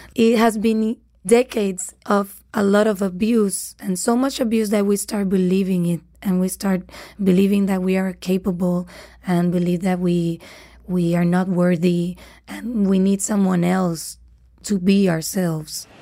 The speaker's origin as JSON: {"language": "English", "country": "Puerto Rico", "said": "I'm from Puerto Rico"}